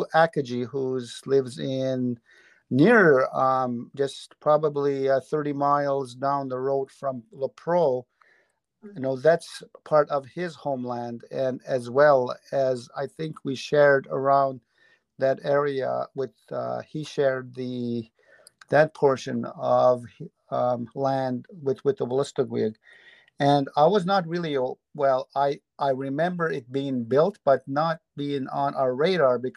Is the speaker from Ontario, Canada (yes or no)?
no; Tobique, New Brunswick, Canada; I'm originally from Tobik